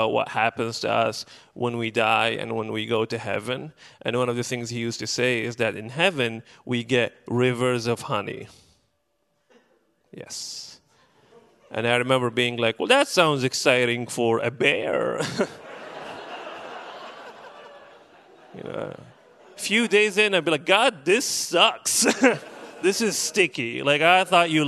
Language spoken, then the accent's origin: English; Benghazi, Cyrenaica, Libya; moved away as an adult; now in Portland, United States; I'm originally from Libya, specifically from the city of Benghazi